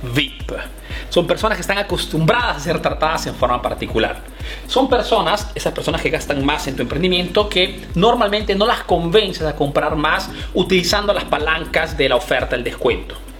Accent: Peru; now in Italy; soy un emprendedor peruano que vive aquí en Italia

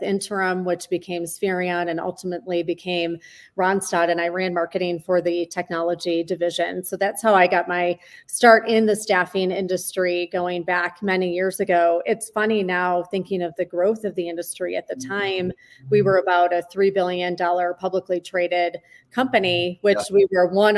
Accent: Michigan, United States; moved away; I grew up, as you know, in the Midwest. I grew up in Michigan

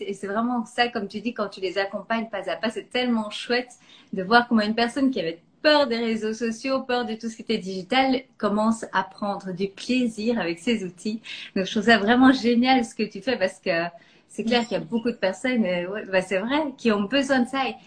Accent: Belgium; je suis belge

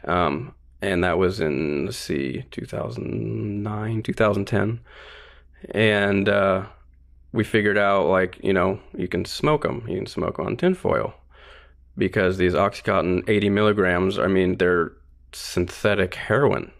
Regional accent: North Pole, Alaska, United States; I was born and raised in North Pole, Alaska

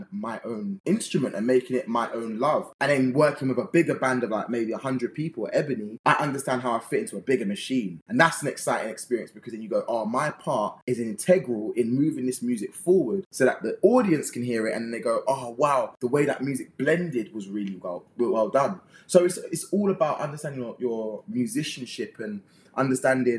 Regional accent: London, United Kingdom; I'm from West London, Northwest London area

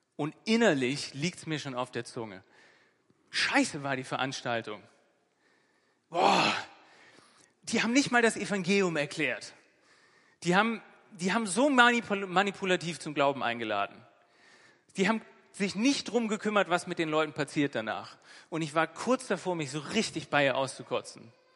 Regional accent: Northern Germany, Germany; also born or lived in Bremen; der wortgewandte Norddeutsche, der ich bin

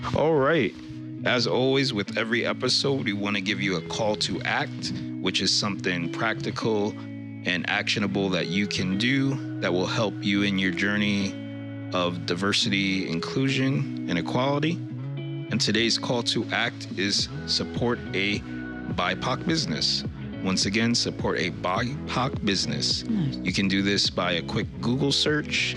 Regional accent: New York, United States; now in Vermont, United States; Originally, I was born and raised in New York

